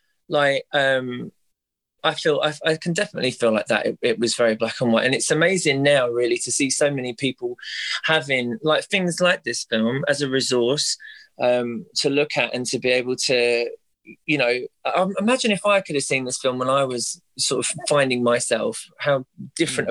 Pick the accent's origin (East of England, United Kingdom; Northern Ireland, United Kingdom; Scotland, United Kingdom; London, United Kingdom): London, United Kingdom; someone like me growing up in North London